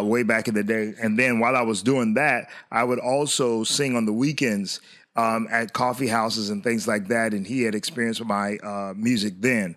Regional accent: Hollywood, Florida, United States; we were raised in South Florida in the city of Hollywood

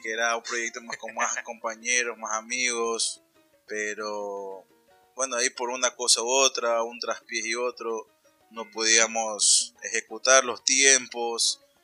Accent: Ecuador; moved away; somos ecuatorianos

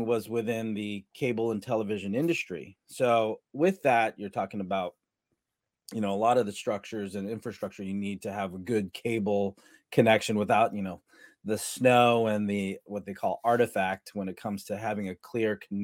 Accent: San Diego, California, United States; growing up in San Diego or Southern California, we, you know, we'd wear flip-flops all day long

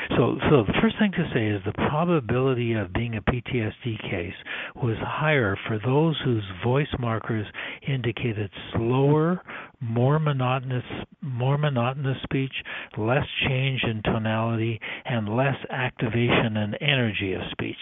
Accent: Canada; moved away as an adult; also born or lived in Toronto / San Francisco; I'm originally Canadian

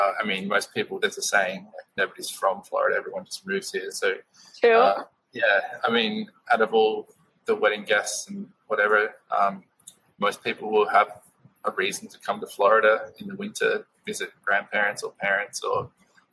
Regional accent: Australia; moved away as an adult; now in United States; My wife Amanda is American, I'm Australian

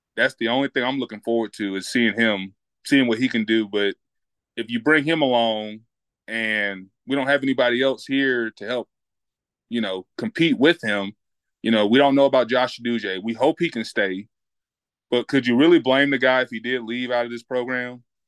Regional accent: Upstate South Carolina, United States; I'm from the Upstate.

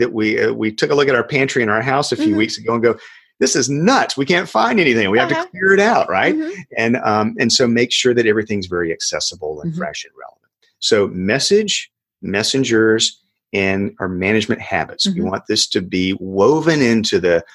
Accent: South Georgia, United States; in my hometown, a little town in South Georgia

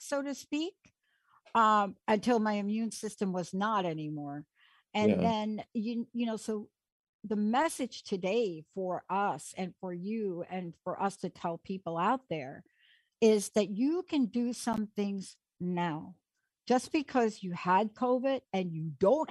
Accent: New York City, New York, United States; I am a girl from the Bronx, New York

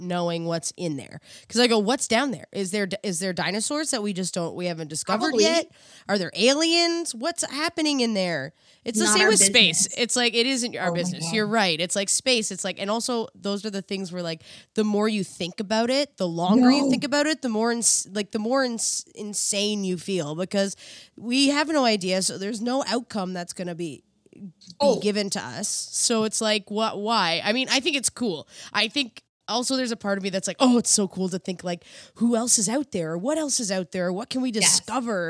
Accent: East Coast, Canada; moved away; I'm from the East Coast, so the ocean is like feels like home to me

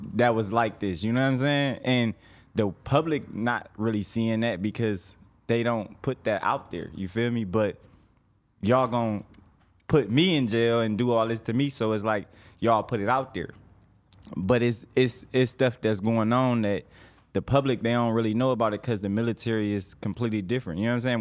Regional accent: Detroit, Michigan, United States; moved away as an adult; now in Atlanta, United States; I'm from Detroit originally

